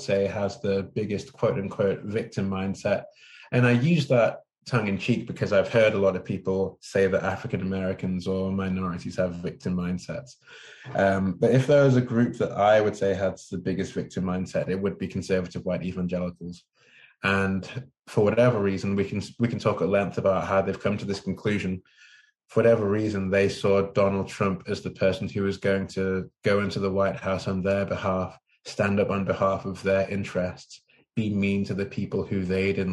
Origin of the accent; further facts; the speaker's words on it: Manchester, North West England, United Kingdom; moved away as an adult; now in California, United States; I grew up in Manchester in England.